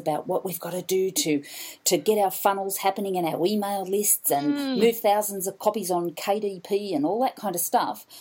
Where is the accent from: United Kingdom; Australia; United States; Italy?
Australia; Queensland; I was from Queensland